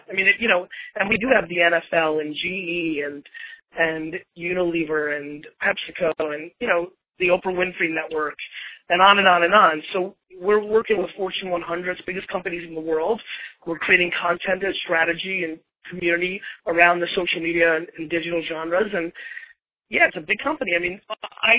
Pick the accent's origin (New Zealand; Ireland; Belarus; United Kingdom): Belarus; now in United States; I was born in Belarus in the former Soviet Union.